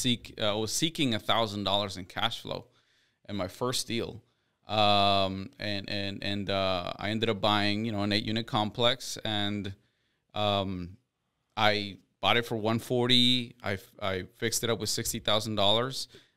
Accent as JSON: {"language": "English", "town": "Houston", "region": "Texas", "country": "United States", "tie": "born or raised there", "said": "Yeah, I'm a Texas boy."}